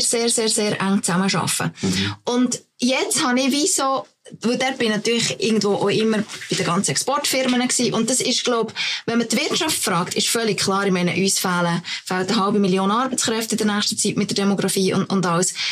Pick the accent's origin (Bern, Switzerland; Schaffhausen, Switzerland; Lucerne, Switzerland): Lucerne, Switzerland; bei uns in Luzern